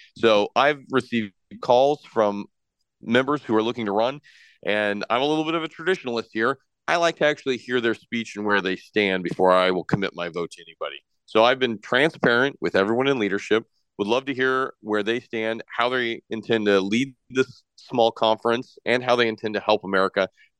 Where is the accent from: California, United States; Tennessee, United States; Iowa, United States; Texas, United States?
Iowa, United States; let Iowans and Americans make good choices with their money. We've seen this work in my home state.